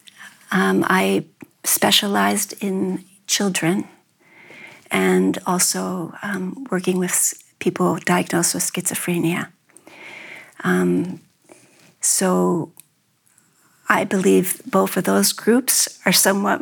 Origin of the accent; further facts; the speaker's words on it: New York, United States; I was brought up in New York, but both sides of my family are from Memphis